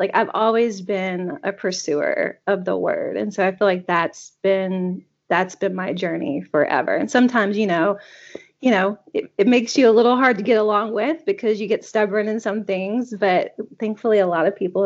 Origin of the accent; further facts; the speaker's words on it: North Carolina, United States; now in Maine, United States; I grew up in North Carolina.